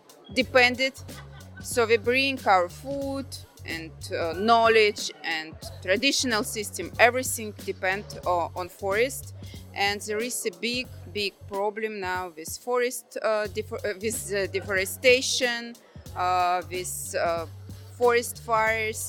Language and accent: English; Russia; I'm from Russia. I belong to indigenous group Selkup, which are forest people.